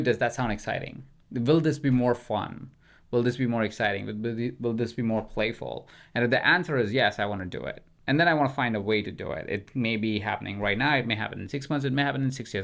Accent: India; moved away; I grew up in India

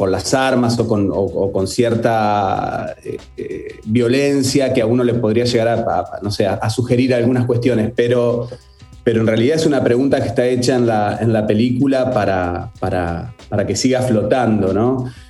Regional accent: Carmen de Patagones, Buenos Aires Province, Argentina; Sí, sí, soy nacido y, y criado allí, en Carmen de Patagones.

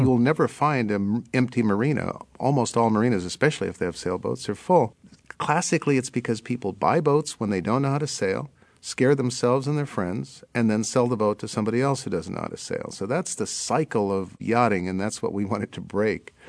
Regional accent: Hawaiian Islands, United States; now in Berkeley, United States; I grew up in the Hawaiian Islands

